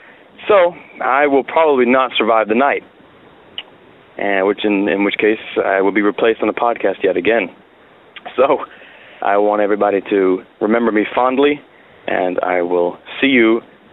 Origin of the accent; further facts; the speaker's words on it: the South, United States; I am from the South.